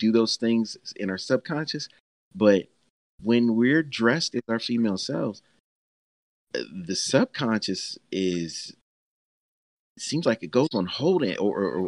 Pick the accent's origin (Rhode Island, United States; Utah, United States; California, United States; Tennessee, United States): Tennessee, United States; Nashville; I'm from Nashville, Tennessee.